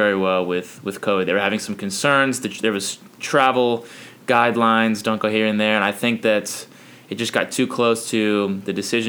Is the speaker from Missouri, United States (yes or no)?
no; Los Angeles, California, United States; moved away as an adult; now in South Bend, United States; being from Los Angeles. However, what you don't know is, growing up in Los Angeles